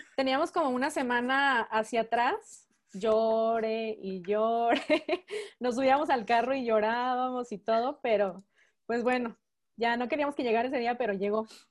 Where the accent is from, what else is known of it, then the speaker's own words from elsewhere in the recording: Mexico; also born or lived in Phoenix, Arizona, United States / León, Guanajuato, Mexico; mis papás son mexicanos. Yo pues también soy mexicana, solamente nacida en, en Estados Unidos